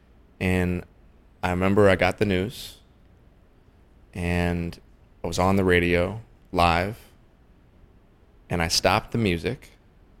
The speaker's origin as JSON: {"language": "English", "region": "Oregon", "country": "United States", "tie": "born or raised there", "also_born_or_lived": "Santa Monica, California", "said": "I grew up in a small town in Oregon. So first half of my life was, I was raised in Santa Monica. The second half, I was 10, we moved to Oregon"}